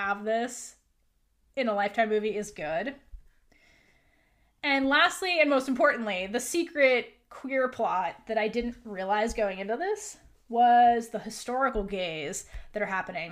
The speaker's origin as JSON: {"language": "English", "region": "New York", "country": "United States", "said": "I am from New York, not the city, but, like, one of the boroughs"}